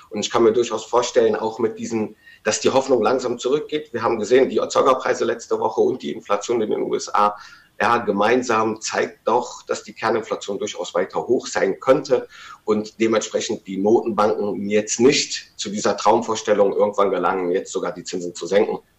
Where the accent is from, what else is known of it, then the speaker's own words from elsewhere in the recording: Rhineland, Germany; als Rheinländer würde ich mich erstmal auf den Tribünen positionieren und den Rosenmontag genießen